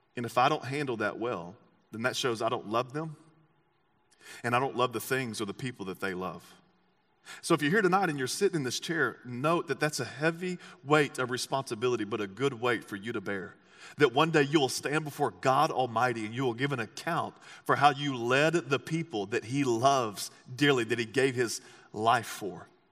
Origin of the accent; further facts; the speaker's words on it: Texas, United States; I'm an American and I'm from Texas